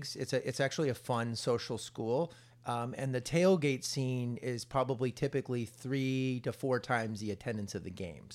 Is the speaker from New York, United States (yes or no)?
no; Palo Alto, California, United States; as a big Stanford fan growing up in Palo Alto